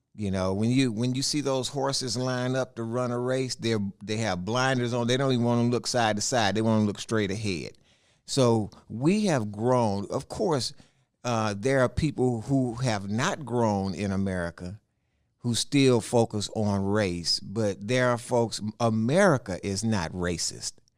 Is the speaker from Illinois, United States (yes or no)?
no; Houston, Texas, United States; I was born in Fifth Ward, you know, which is all black community, and I was born in a all black hospital